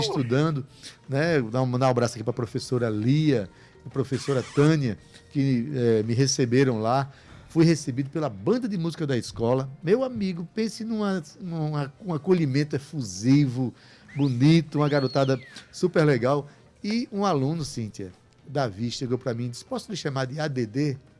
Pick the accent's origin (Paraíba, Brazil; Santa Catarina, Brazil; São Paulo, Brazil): Paraíba, Brazil; Itabaiana; eu nasci em Itabaiana, na, Paraíba